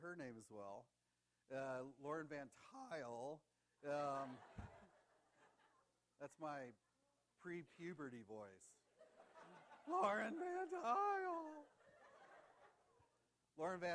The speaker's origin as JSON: {"language": "English", "region": "Ohio", "country": "United States", "said": "I'm from Ohio."}